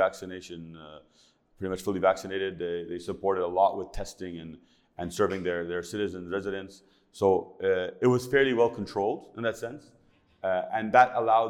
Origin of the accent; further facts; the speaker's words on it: Los Angeles, California, United States; moved away as an adult; now in Saudi Arabia; I was born and raised in Los Angeles